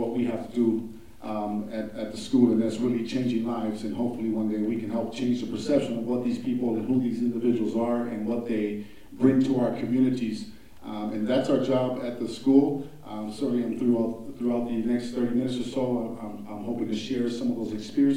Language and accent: English; Milwaukee, Wisconsin, United States; native of Milwaukee.